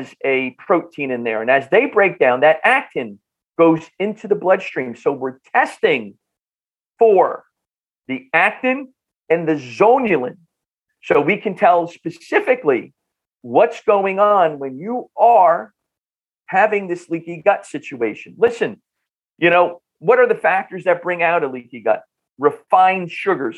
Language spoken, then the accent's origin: English; Bloomfield, New Jersey, United States; accent: North Jersey; I grew up in Northern New Jersey, in the Bloomfield Newark area